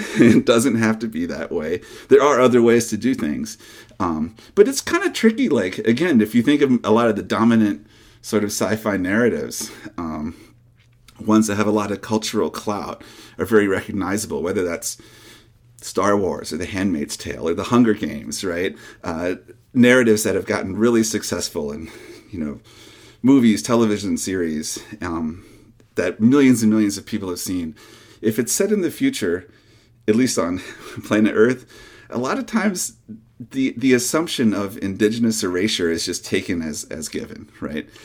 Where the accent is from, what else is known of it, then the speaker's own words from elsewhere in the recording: North Carolina and Georgia, Southeast, United States; also born or lived in Michigan; now in Portland, United States; I was born in Michigan, though we moved to the Southeast when I was a little kid and did a lot of my growing up in North Carolina and Georgia